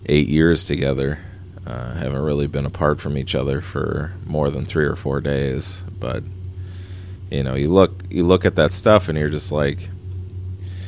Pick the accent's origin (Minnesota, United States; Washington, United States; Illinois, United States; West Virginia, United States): Minnesota, United States; moved away; I'm from Minnesota